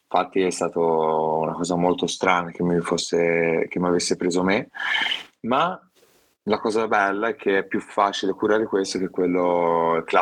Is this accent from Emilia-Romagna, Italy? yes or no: no; Viareggio, Tuscany, Italy; mi piacciono, mi piacciono e vengo da Viareggio, soprattutto Viareggio nel cuore tutta la vita ormai